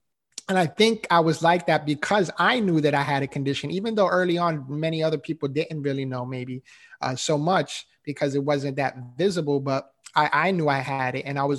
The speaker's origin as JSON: {"language": "English", "town": "New York City", "region": "New York", "country": "United States", "tie": "born or raised there", "said": "No, I didn't, honestly, you know, and again, growing up in New York City, you know, there's not a whole ton of mentors out there."}